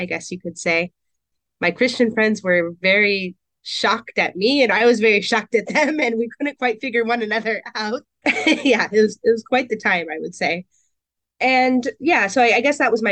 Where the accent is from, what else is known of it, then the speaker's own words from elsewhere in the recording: Portland, Oregon, United States; also born or lived in Camas, Washington; I grew up in Portland, Oregon, and North Portland, the St. John's district